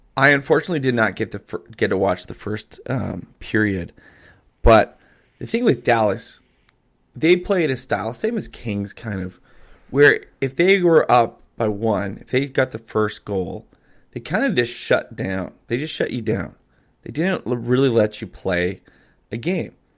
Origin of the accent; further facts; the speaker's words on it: Calgary, Alberta, Canada; I grew up in Calgary